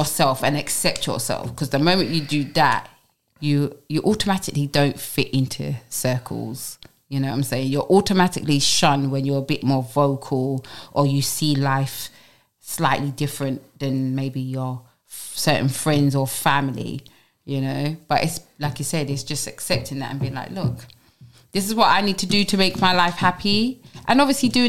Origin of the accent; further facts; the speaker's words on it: London, United Kingdom; I'm from Brixton, Tulse Hill